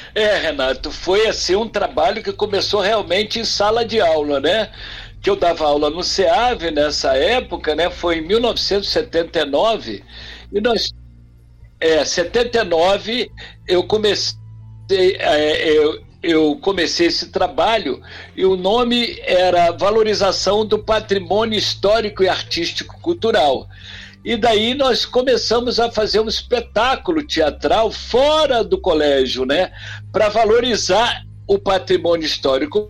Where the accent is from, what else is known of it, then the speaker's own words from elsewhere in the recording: Angra dos Reis, Rio de Janeiro, Brazil; o Rio da minha terra aonde eu ia quando pequeno com meus pais, meus tios, tomar banho depois da praia